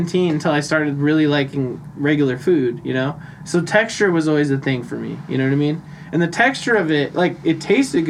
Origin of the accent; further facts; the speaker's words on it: United States; I'm American